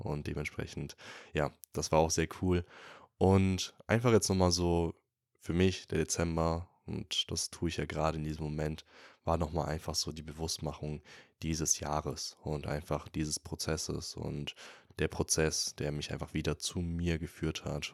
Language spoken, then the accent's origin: German; Würzburg, Bavaria, Germany; moved away; wieder in Würzburg, also in meiner Heimat.